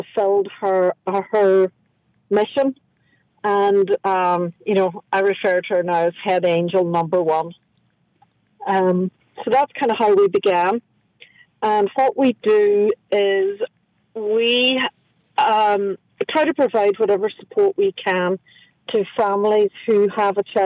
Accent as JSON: {"language": "English", "town": "Carndonagh", "region": "Ulster", "country": "Ireland", "moved": "yes", "lives_now": "New Orleans, United States", "said": "I am from Donegal"}